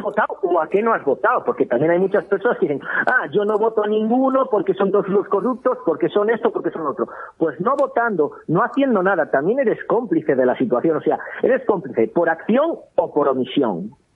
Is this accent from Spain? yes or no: yes; Spain; accent: northeastern Spain; now in Ponferrada, Spain; soy del noreste de España por mi acento